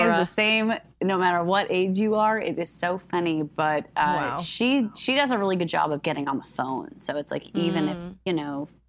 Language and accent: English; New Jersey, United States; It's because I'm from Jersey.